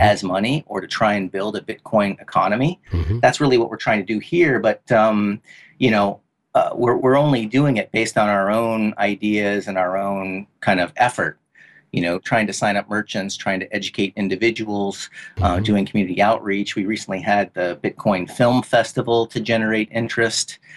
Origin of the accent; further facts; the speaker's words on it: Detroit, Michigan, United States; moved away as an adult; now in Bali, Indonesia; I'm originally from Detroit